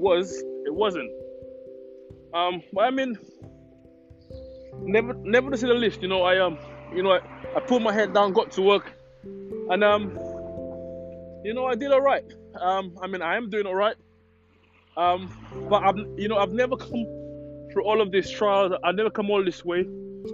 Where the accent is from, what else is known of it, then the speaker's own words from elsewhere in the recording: St. Lucia; moved away as an adult; now in United Kingdom; I was born in the Caribbean. I was born in St. Lucia, to be exact.